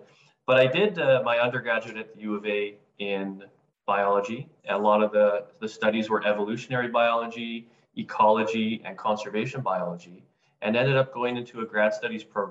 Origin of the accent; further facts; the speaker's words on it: British Columbia, Canada; my roots had me growing up in British Columbia